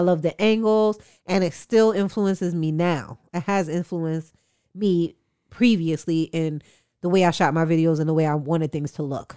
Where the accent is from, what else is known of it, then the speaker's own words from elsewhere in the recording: New York, United States; as a New Yorker